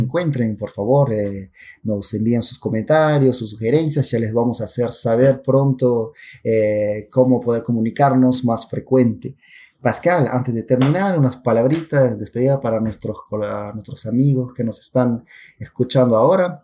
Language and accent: Spanish; Pucallpa, Ucayali, Peru; accent: Peruvian Amazon; soy peruano de nacimiento y nací en la ciudad de Pucallpa. El acento que ustedes escuchan en estos momentos es un acento de la Amazonía peruana